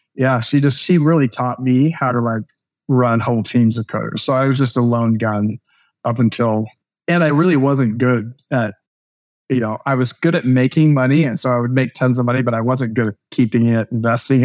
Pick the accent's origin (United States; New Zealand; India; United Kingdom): United States; the Northwest, Pacific Northwest; we're from the Northwest